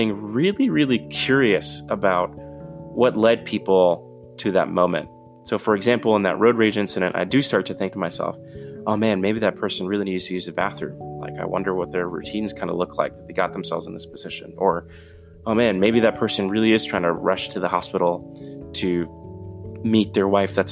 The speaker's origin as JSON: {"language": "English", "town": "New York City", "region": "New York", "country": "United States", "moved": "yes", "said": "I'm originally from New York City, from the Bronx in particular."}